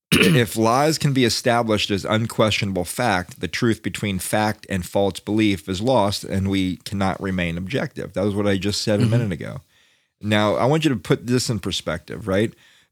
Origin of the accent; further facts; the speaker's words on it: Florida, United States; now in Washington, United States; I'm from Florida.